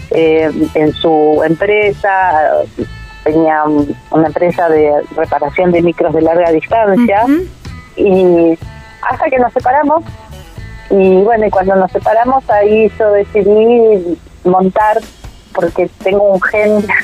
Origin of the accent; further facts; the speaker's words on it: Tigre, Buenos Aires Province, Argentina; moved away as an adult; now in Bariloche, Argentina; yo nací en Tigre, en Buenos Aires, hermoso, hermoso, en, aquella época. Nací en el año 59, así que era un paraíso el Tigre.